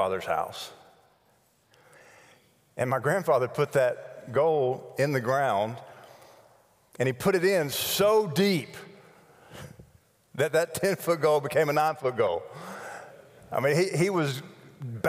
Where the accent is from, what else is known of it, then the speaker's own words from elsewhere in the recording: Antioch, Tennessee, United States; the house that I grew up in Antioch, Tennessee, on Fanning Drive